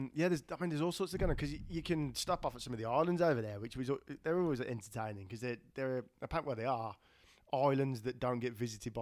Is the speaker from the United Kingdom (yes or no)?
yes; England, United Kingdom; Everywhere you go and you say, I'm from England.